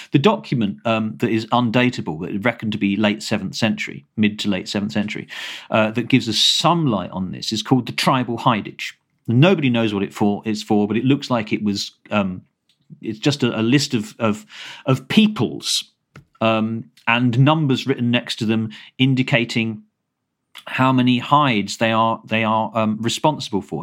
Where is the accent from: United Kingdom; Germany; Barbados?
United Kingdom; Kent, South East England; I grew up in Kent